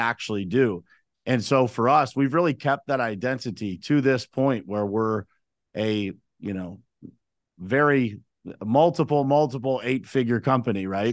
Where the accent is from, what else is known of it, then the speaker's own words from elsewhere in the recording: Uniontown, Pennsylvania, United States; I was born and raised in Uniontown, Pennsylvania